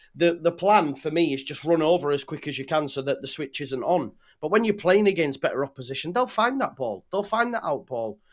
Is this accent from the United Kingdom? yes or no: yes; England, United Kingdom; as an Englishman